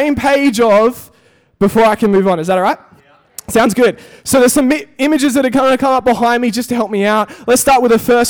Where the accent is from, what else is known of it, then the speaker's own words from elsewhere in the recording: Perth, Western Australia, Australia; moved away as an adult; also born or lived in Europe; now in Melbourne, Australia; I grew up in Perth